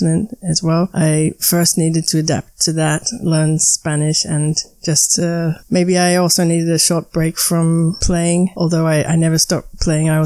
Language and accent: English; Melbourne, Victoria, Australia; moved away as an adult; also born or lived in Barcelona, Spain; now in Berlin, Germany; I come from Melbourne, which is the second biggest city in Australia